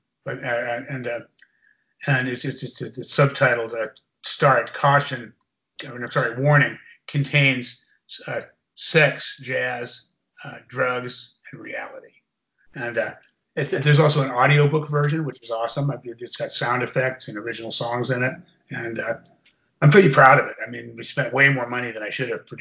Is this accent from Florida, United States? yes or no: no; San Francisco, California, United States; San Francisco. My hometown